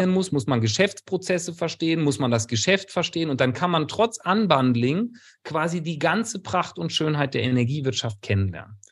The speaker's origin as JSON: {"language": "German", "town": "Kleve", "region": "North Rhine-Westphalia", "country": "Germany", "tie": "born or raised there", "also_born_or_lived": "Bielefeld / California", "moved": "as an adult", "lives_now": "Freiburg, Germany", "said": "bin geborener Rheinländer, Niederrheiner"}